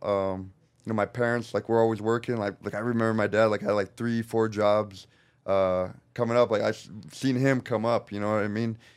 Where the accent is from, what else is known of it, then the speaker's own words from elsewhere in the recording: Norco, California, United States; also born or lived in Corona, California; I grew up in Norco, which is, stands for North Corona, which is just a little town over